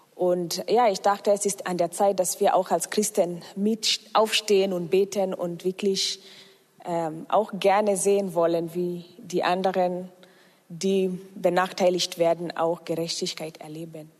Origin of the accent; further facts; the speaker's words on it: Kenya; now in Germany; Ich komme aus Kenia und ähm, ich bin auch fast seit zehn Jahren in Deutschland.